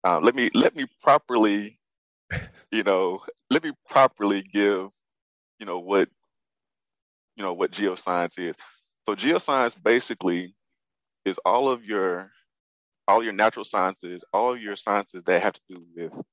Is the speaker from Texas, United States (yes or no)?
yes; Fort Worth, Texas, United States; I'm from Fort Worth